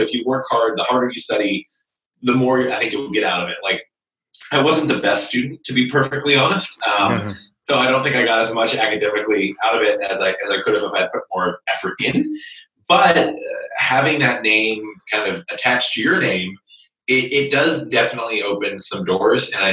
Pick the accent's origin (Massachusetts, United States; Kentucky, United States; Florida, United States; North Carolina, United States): Kentucky, United States; So I was born and raised in Kentucky and grew up in a small town in central Kentucky.